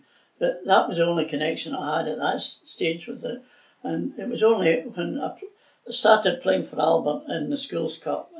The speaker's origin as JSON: {"language": "English", "town": "Airdrie", "region": "Scotland", "country": "United Kingdom", "tie": "born or raised there"}